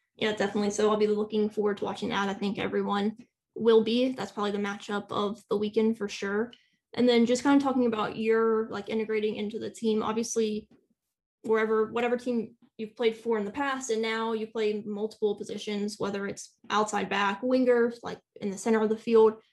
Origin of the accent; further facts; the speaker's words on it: United States; as an American fan